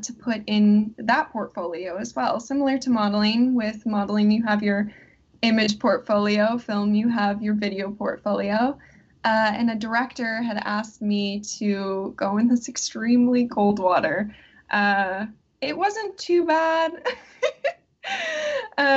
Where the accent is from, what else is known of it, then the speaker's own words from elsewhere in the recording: Fond du Lac, Wisconsin, United States; I am originally from Fond du Lac, Wisconsin. So it's a pretty small town.